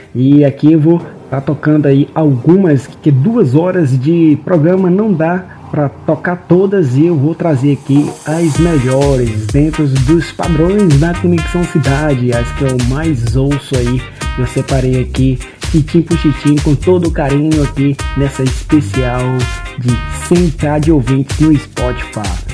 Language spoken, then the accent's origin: Portuguese; Imperatriz, Maranhão, Brazil; moved away; also born or lived in Goiânia, Goiás; atualmente eu moro em Imperatriz, no Maranhão, minha cidade natal